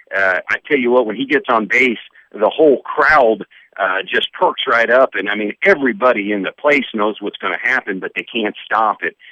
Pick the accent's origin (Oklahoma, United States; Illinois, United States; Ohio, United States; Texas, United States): Ohio, United States; Dayton; moved away; born and raised in Dayton, Ohio, uh, in the 70s